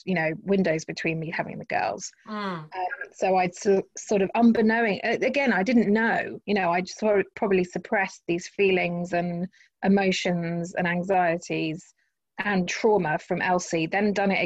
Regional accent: Henley-on-Thames, South East England, United Kingdom; where I grew up in Henley-on-Thames

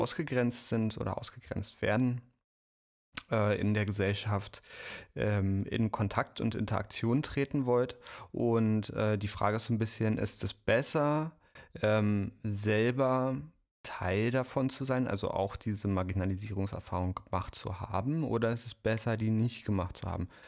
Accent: East Germany, Germany; Ich bin ja aus dem Osten

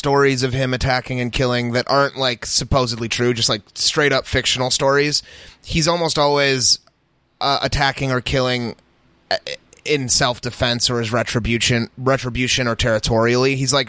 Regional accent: United States

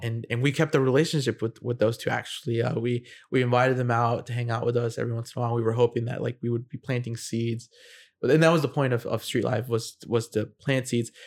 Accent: United States; I'm an American who is in the military and I'm in Japan

